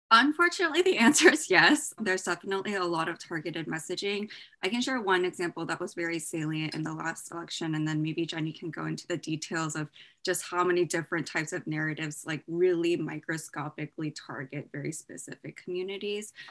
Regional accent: Bay Area, Silicon Valley, California, United States; I grew up in the Bay Area, Silicon Valley

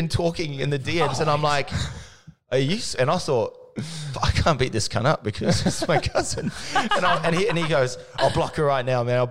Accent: New Zealand; I grew up with them in New Zealand.

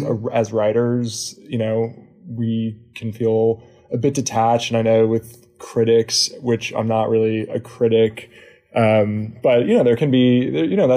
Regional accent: Pasadena, California, United States; moved away as an adult; also born or lived in San Diego / Tel Aviv; I grew up in Pasadena

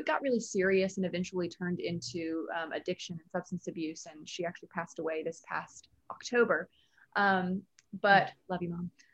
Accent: Nashville, Tennessee, United States; also born or lived in New York; I'm from Nashville

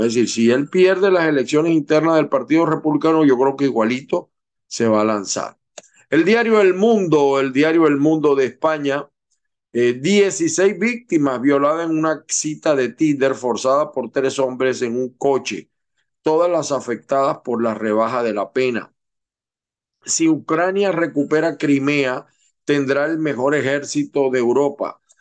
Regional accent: Zulia, Venezuela; los venezolanos, que, sobre todo los que venimos del Zulia

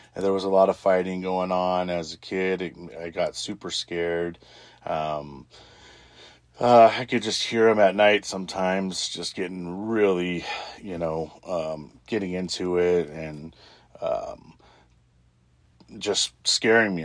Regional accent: Little Rock, Arkansas, United States; when I grew up there in Little Rock

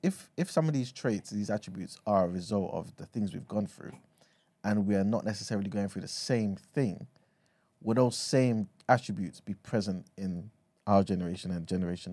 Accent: London, United Kingdom; obviously growing up in East London, right? Like, you kind of in the estate, you got white people there, you got some Asian people there, and this and the third, right?

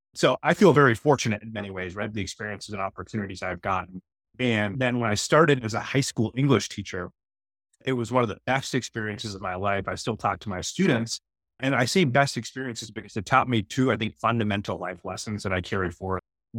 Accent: United States; the house where I grew up in the United States?

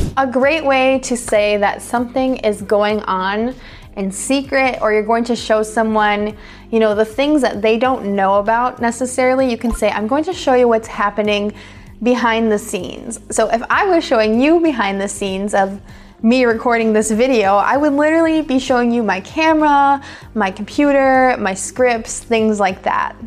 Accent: United States; accent: American English; American English speakers like myself

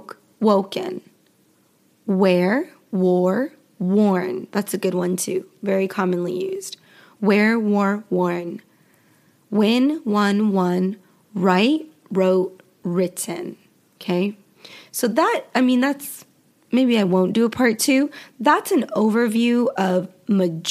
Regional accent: Western United States, United States; accent: Western; Western accent, my accent

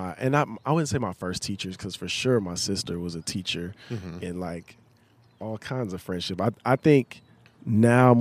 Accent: the South, United States; growing up in the South

